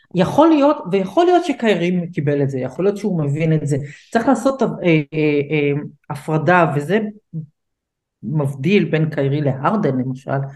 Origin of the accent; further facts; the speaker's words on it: United States; כמו שאומרים אצלנו באמריקה